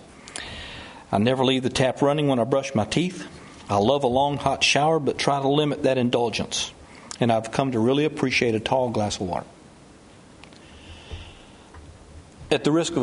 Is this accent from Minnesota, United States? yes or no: no; Georgia, United States; as long as I'm from Georgia